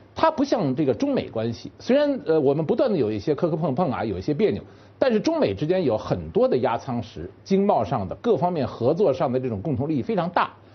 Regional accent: China; 我们中国人

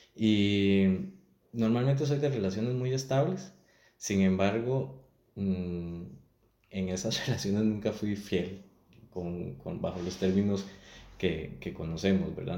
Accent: Atenas, Alajuela, Costa Rica; moved away as an adult; now in San José, Costa Rica; tengo 39 años, soy de Atenas

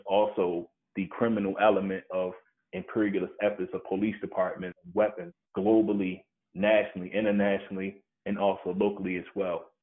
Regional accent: Baltimore, Maryland, United States; I was born and raised in Baltimore City

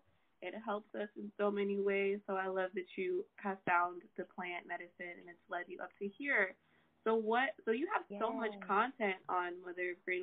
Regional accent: Texas, United States; I went to school in Texas. I'm from Texas originally.

